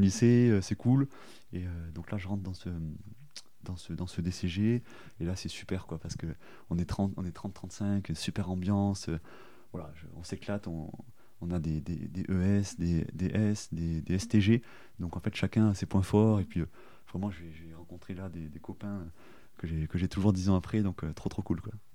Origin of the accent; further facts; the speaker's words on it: Toulouse, Occitania, France; moved away as an adult; also born or lived in Périgueux / Australia; je suis né à Périgueux, mais j'ai fait toute ma vie à Toulouse